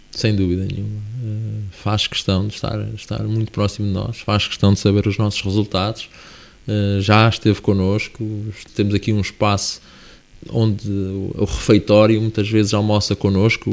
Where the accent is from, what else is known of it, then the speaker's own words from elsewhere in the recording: Viseu, Centro, Portugal; iremos à minha terra, eh, neste momento onde eu habito, a Viseu